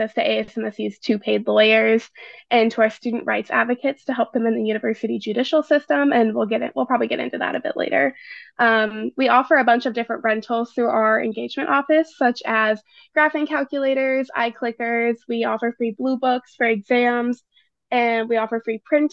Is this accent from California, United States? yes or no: no; St. Louis, Missouri, United States; moved away as an adult; now in East Lansing, United States; I'm originally from St. Louis, Missouri, out-of-state student